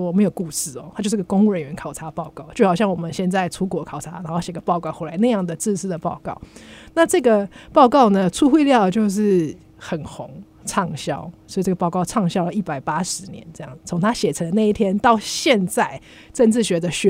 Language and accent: Chinese; Taiwan; 我们台湾人